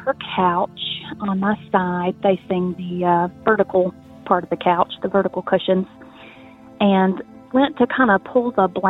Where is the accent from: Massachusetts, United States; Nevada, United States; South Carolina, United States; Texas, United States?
South Carolina, United States; I am from South Carolina